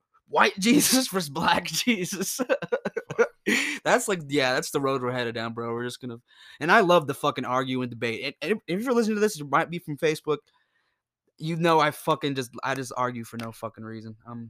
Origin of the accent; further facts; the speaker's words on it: United States; Growing up in America